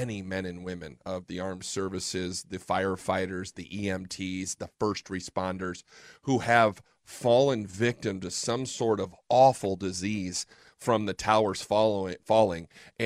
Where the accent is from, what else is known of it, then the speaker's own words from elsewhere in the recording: Fort Wayne, Indiana, United States; now in Fort Worth, United States; I'm from Fort Wayne, Indiana.